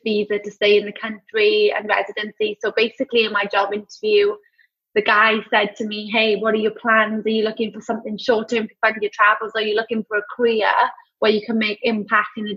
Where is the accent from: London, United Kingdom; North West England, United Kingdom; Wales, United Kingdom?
Wales, United Kingdom; accent: UK accent; moved away as an adult; now in Australia; I grew up in Wales, lovely kind of country village, beautiful, near close to a town. I was in between Swansea and Cardiff.